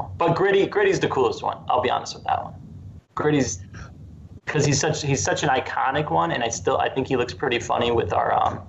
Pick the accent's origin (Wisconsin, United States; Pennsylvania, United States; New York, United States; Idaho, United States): Wisconsin, United States; moved away; I grew up in Wisconsin